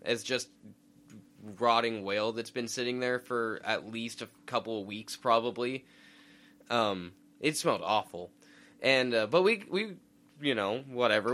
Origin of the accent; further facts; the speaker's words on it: Idaho, United States; we're from inland. We're from Idaho.